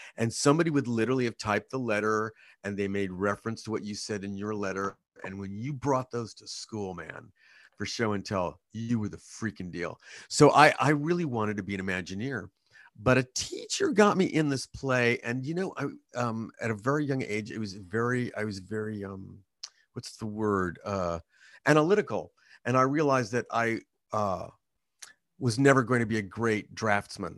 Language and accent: English; Hanford, California, United States; I was born in Hampford, California, which is an agricultural community in Central California.